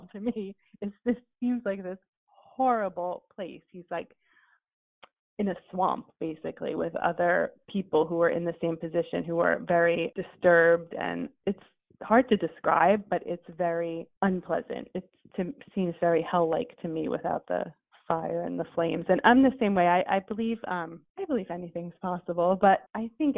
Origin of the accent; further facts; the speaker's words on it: New Jersey, United States; I'm from New Jersey